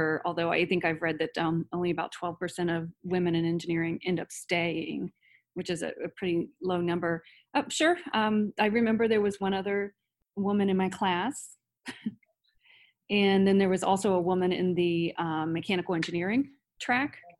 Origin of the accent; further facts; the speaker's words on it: Circleville, Ohio, United States; now in Columbus, United States; I grew up in Circleville, Ohio, just south of Columbus